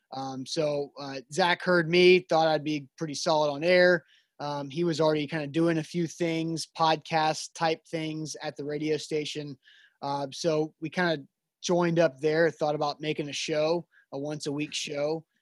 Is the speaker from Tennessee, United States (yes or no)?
yes; Nashville, Tennessee, United States; we're both from Nashville, the Brentwood area